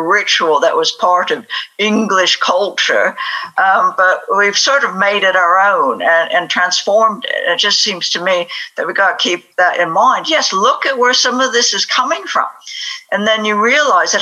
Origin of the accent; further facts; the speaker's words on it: United States; now in United Kingdom; I'm American